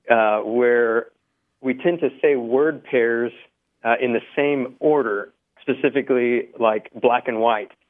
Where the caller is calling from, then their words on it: Denton, Texas, United States; I'm calling from Denton, Texas.